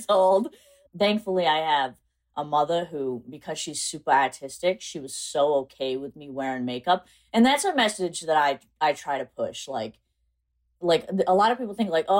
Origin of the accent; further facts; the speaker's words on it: South Coast, Massachusetts, United States; I'm actually from South Coast, Massachusetts